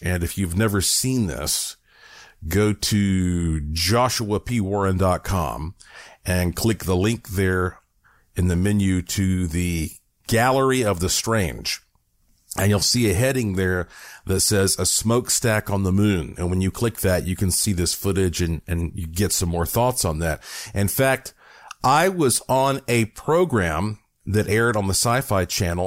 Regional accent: Asheville, North Carolina, United States; born or raised there; moved away as an adult; now in Las Vegas area, United States

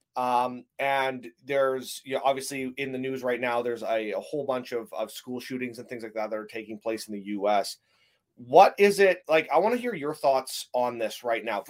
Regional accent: Canada; I'm a Canadian

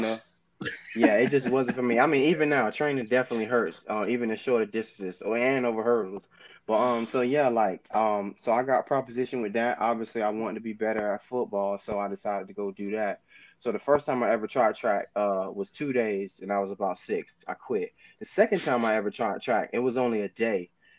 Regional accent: Kansas City, Missouri, United States; Obviously, me being a Miami boy growing up in Kansas City, the U is where I wanted to go

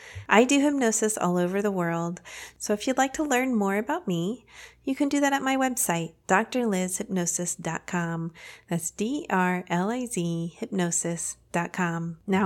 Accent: Texas, United States; We're both originally from Texas, so you seem to just get a vibe sometimes with people from your home state, right?

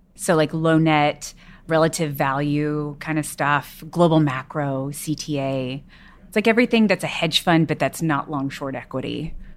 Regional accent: Texas, United States; I grew up in Texas

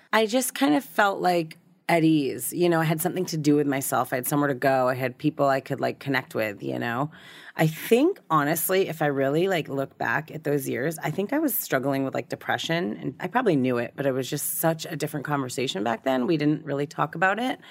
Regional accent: Newton, Massachusetts, United States; now in Southern California, United States; raised in a suburb of Boston.

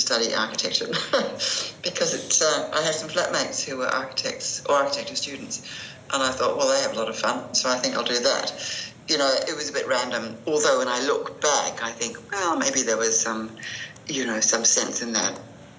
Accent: New Zealand; moved away as an adult; also born or lived in London; Being a Kiwi

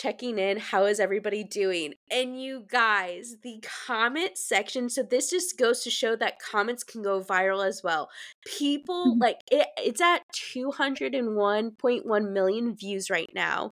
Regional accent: Fortville, Indiana, United States; born or raised there; now in Charleston, United States

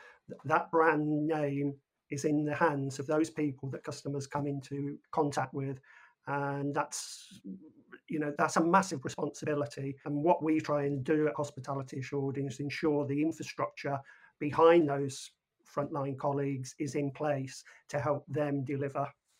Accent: United Kingdom; we're British.

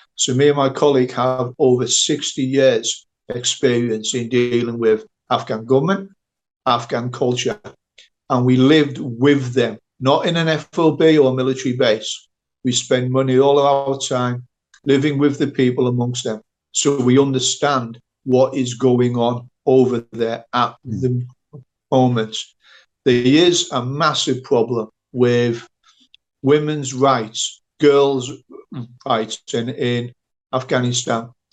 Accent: United Kingdom; I'm a British national

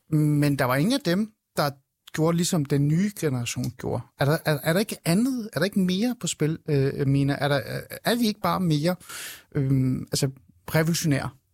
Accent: Denmark; also born or lived in Shiraz, Iran; jeg er faktisk faktisk iraner. Jeg er kommet til øh, Danmark, da jeg var øh, fem år gammel, og jeg er øh, født i Shiraz

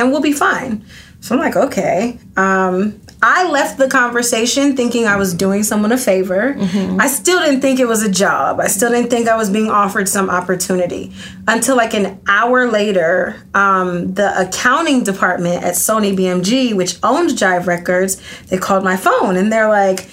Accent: Atlanta, Georgia, United States; also born or lived in Athens, Georgia; I moved from Athens to Atlanta, which I'm originally from

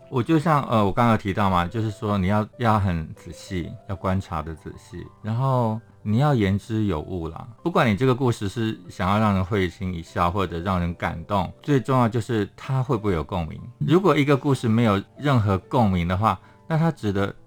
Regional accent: Hsinchu, Taiwan; 我是新竹人

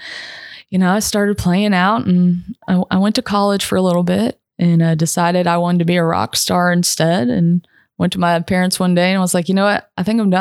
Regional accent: Lexington, Kentucky, United States; moved away as an adult; now in Spring Hill, United States; I'm originally from Lexington, Kentucky. So that bourbon runs through my veins. But I live down in the Nashville area, specifically Spring Hill

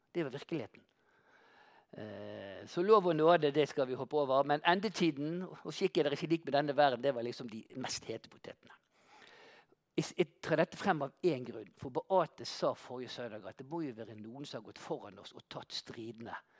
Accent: Bergen, Vestland, Norway; en vanlig elektriker fra Landås

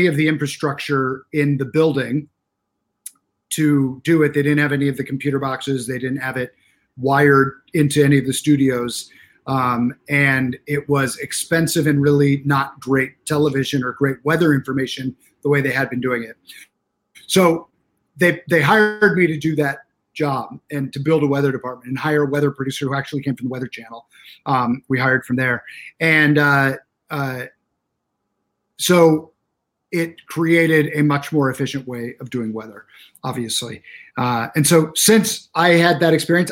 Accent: Arizona, United States; I'm from Arizona

